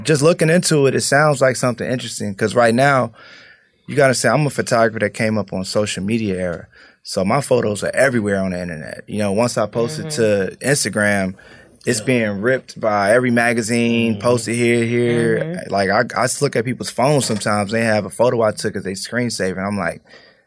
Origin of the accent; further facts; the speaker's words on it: Prince George's County, Maryland, United States; moved away; also born or lived in Atlanta; I'm from Maryland originally, PG County.